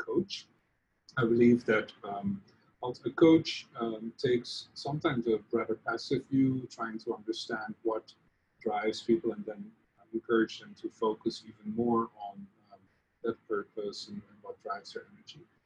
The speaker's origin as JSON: {"language": "English", "country": "Netherlands", "moved": "yes", "said": "you can hear by my funny accent, I'm from the Netherlands or Holland originally."}